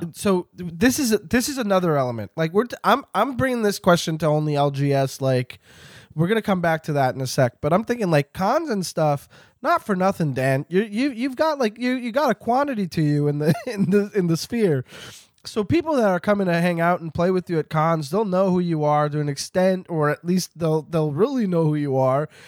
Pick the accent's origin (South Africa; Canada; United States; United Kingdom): Canada; I'm Canadian.